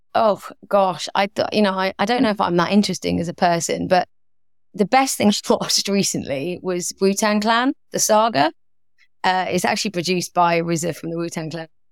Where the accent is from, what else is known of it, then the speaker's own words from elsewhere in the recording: London, United Kingdom; moved away as an adult; grew up in London, was very used to kind of being around lots of multicultural